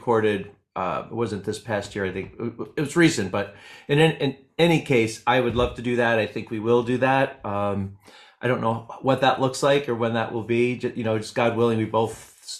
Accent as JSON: {"language": "English", "area": "Hudson Valley", "region": "New York", "country": "United States", "said": "I'm from the Hudson Valley. I know people think I'm from New Jersey"}